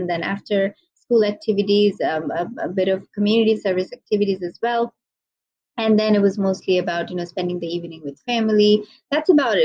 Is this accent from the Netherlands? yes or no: no; Bangladesh; also born or lived in Malaysia / Michigan, United States; I am from Bangladesh, also based in Bangladesh now.